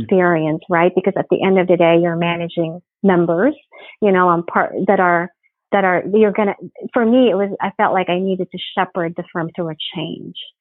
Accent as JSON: {"language": "English", "country": "Philippines", "tie": "born or raised there", "also_born_or_lived": "Providence, Rhode Island / Japan / New York", "moved": "as an adult", "lives_now": "Houston, United States", "said": "I grew up in the Philippines. I, I actually was born and raised in the Philippines"}